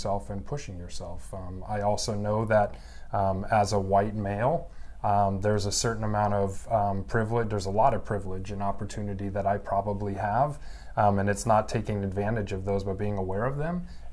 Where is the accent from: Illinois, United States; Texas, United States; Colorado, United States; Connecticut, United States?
Colorado, United States; Evergreen; moved away as an adult; also born or lived in Southern California / Denver, Colorado; now in Tacoma, United States; I grew up in a mountain town west of Denver, Evergreen, Colorado